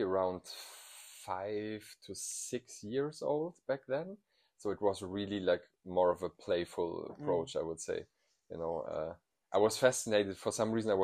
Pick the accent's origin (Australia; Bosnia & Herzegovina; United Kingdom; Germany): Germany; Eifel, North Rhine-Westphalia; English is a second language; moved away as an adult; also born or lived in Cologne / Bonn; I was born and raised in the Eifel